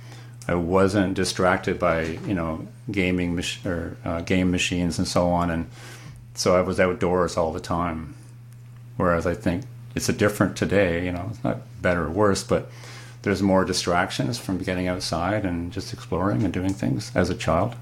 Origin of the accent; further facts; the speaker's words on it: Canada; also born or lived in Kingston, Ontario; I'm from Canada. I live in Kingston, a small city on Lake Ontario